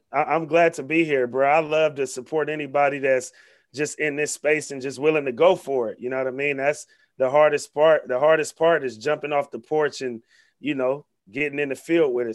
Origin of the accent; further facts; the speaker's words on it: Vallejo, California, United States; my partner Zay, who I grew up with in North Vallejo since we was six, seven years old